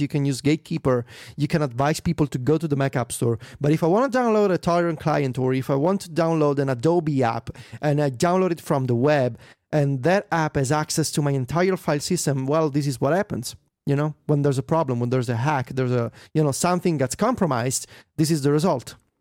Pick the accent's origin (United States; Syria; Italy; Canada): Italy; my hometown